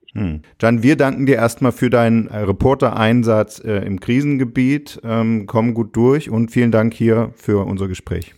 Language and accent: German; Saxony, Germany; wir, also du und ich, in Sachsen aufgewachsen